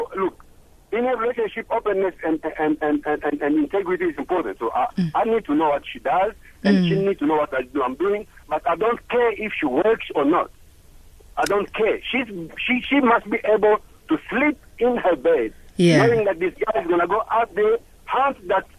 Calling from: Cape Town, Western Cape, South Africa; I'm calling from Cape Town.

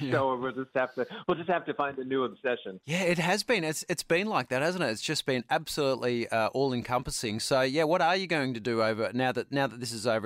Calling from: New York City, New York, United States; I'm calling in from New York City

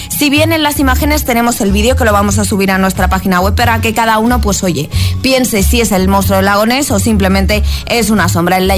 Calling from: Madrid, Community of Madrid, Spain; de Madrid y soy un desastre en todos los deportes que tengan que ver con balones.

